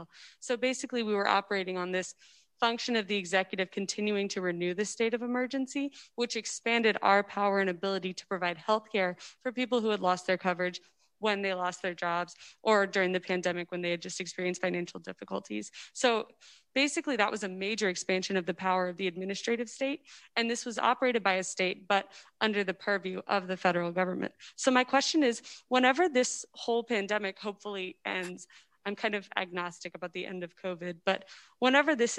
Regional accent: Louisiana, United States; I'm from Louisiana.

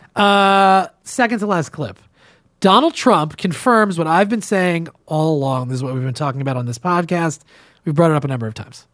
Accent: New Jersey, United States; I'm from New Jersey, too

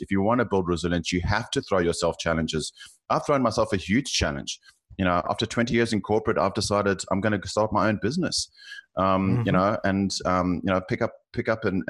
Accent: South Africa; accent: South African; now in Australia; you can probably tell from my accent, I'm South African, living in Australia, and I've lived in three cities

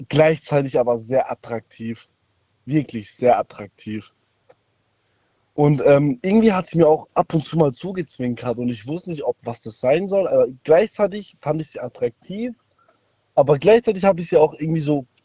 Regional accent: Munich, Bavaria, Germany; Äh, ich ähm, aus Bayern.

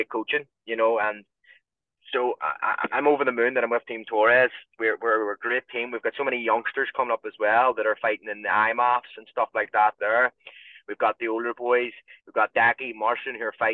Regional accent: Ireland; being Irish

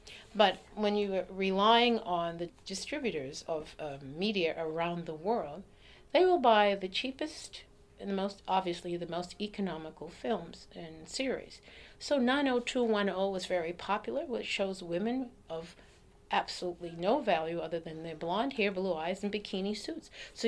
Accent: Boston, Massachusetts, United States; moved away; Roxbury was then the black enclave in Boston. And I grew up in Roxbury.

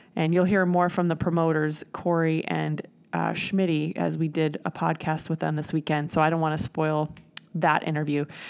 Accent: Nebraska, United States; I'm from Nebraska

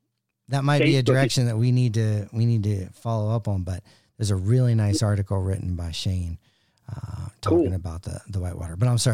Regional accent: West Virginia, United States; But yeah, growing up on the Gauley, the top Gauley, with some property, mm-hmm. and then becoming a river guide with Wildwater.

